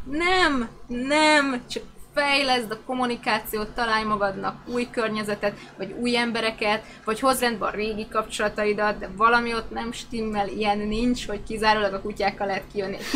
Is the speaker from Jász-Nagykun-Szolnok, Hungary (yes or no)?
yes; Szolnok, Jász-Nagykun-Szolnok, Hungary; Szolnoki találkozóról lemaradtam, pedig szolnoki vagyok.